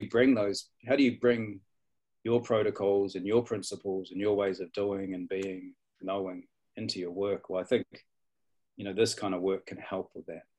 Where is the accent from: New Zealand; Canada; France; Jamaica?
New Zealand; also born or lived in Darwin, Australia / east coast, Australia; now in Australia; I was born in Darwin and grew up in uh, Aotearoa, New Zealand, and then came back